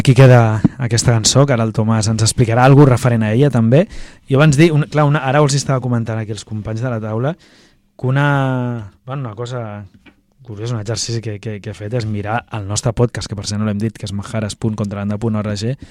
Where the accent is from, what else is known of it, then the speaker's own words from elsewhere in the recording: Barcelona, Catalonia, Spain; Jo recordo de petit, però molt petit, fa 30 anys o així, hi havia un, un mural gran, una pintada gegant al meu barri Baicarca